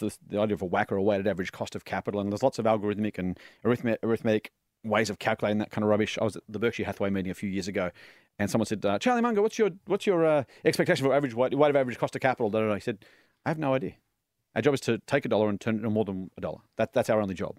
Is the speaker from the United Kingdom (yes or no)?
no; New South Wales, Australia; I'm a league and union fan 'cause I grew up in New South Wales.